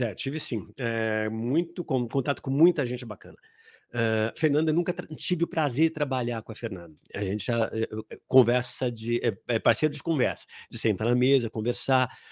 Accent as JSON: {"language": "Portuguese", "region": "São Paulo", "country": "Brazil", "tie": "born or raised there", "also_born_or_lived": "Ipiranga, São Paulo", "said": "eu saí lá da Zona Norte. Eu nasci em Ipiranga, mas aí fui morar na Zona Norte, ah, na Vila Gustavo."}